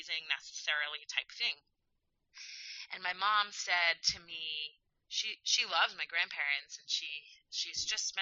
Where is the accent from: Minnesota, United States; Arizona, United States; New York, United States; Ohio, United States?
New York, United States; New York City; also born or lived in Israel; I grew up in the Bronx